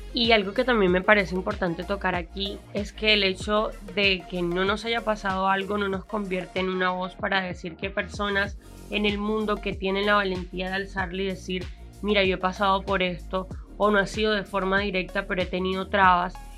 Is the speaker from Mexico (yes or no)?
no; Colombia; Somos colombianos, somos un montón de gente mestiza